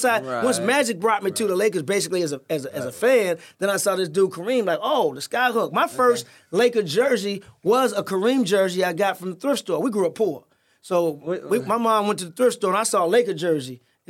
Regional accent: St. Louis, Missouri, United States; moved away; also born or lived in Monterey, California / Jamaica, Queens, New York; I'm 10 years old, growing up in St. Louis.

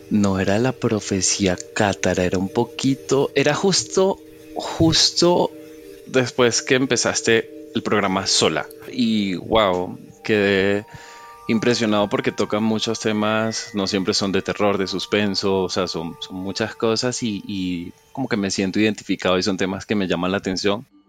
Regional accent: Venezuela; now in Colombia; Yo me crié en Venezuela, yo nací acá en Colombia y, me crié en Venezuela.

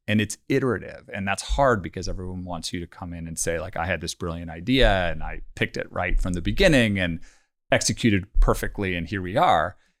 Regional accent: Bay Area, California, United States; also born or lived in London; growing up in the Bay Area

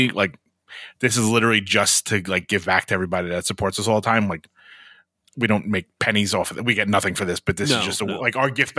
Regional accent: Brooklyn, New York, United States; In my hometown of Brooklyn, New York.

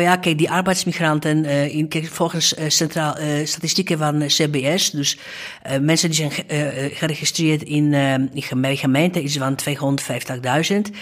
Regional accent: Gdańsk, Pomeranian Voivodeship, Poland; Dutch is a second language; moved away as an adult; also born or lived in Amsterdam; now in Netherlands; Ik was dus in Gdańsk

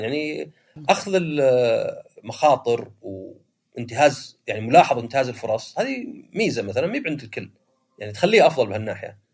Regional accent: Saudi Arabia; عندنا في السعودية

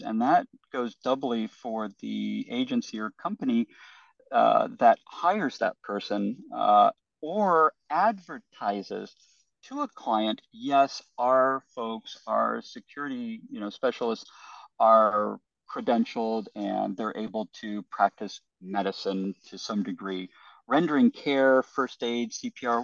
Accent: United States; I'm an American

